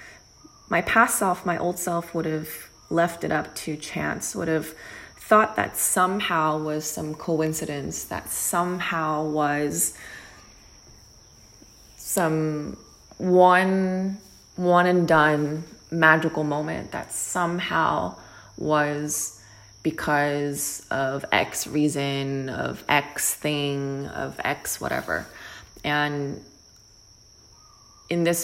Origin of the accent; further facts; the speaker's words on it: New Jersey, United States; moved away as an adult; also born or lived in New York / Los Angeles; growing up in New Jersey with my family, older brother, younger sister